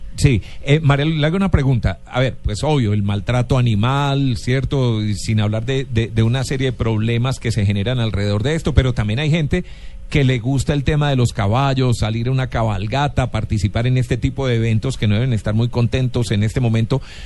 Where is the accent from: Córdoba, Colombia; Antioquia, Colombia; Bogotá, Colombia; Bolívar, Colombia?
Antioquia, Colombia; moved away; yo que vengo de Antioquia